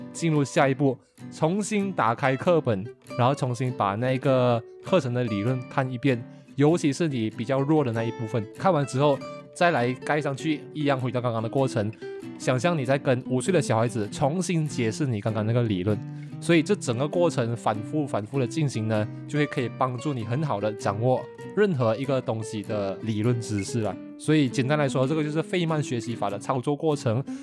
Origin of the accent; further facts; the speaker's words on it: Malaysia; moved away as an adult; 对于我们马来西亚人说呢，基本上这个是我们的母语水平嘛